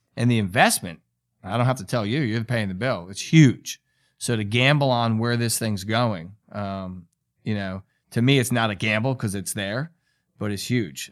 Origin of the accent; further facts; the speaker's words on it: New York, United States; I'm a New Yorker